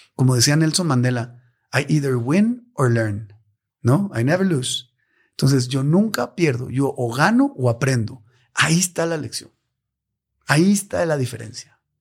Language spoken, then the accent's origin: Spanish; Mexico; como mexicano